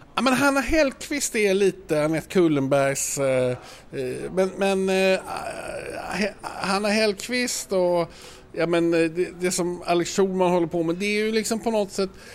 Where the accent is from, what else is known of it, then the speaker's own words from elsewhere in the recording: Malmö, Skåne, Sweden; now in Stockholm, Sweden; Jag kommer från Malmö